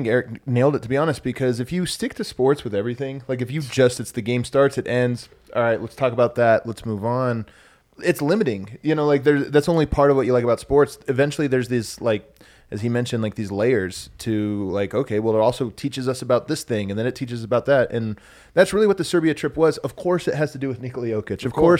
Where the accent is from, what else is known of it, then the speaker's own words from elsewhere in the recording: Denver, Colorado, United States; And I'm like, oh, I'm from Denver.